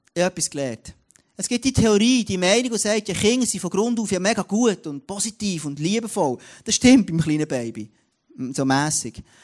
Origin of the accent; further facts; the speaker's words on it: Switzerland; bei uns in der Schweiz